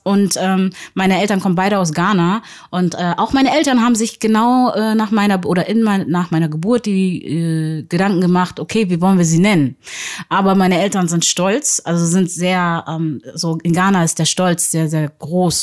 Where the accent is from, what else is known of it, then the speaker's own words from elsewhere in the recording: Hamburg, Germany; ich bin gebürtige Hamburgerin